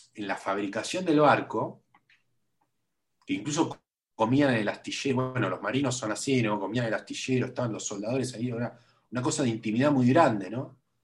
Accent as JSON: {"language": "Spanish", "region": "Buenos Aires", "country": "Argentina", "tie": "born or raised there", "said": "Yo soy muy porteño, yo muy porteño, ¿viste? Nací en el, en el, barrio donde me crié, viví siempre en el mismo barrio"}